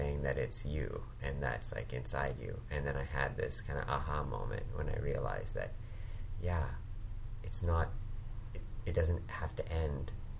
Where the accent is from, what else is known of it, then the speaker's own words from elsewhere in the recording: Hong Kong; also born or lived in Thailand; now in Vancouver, Canada; I was born in Vancouver. I grew up in Hong Kong and Thailand.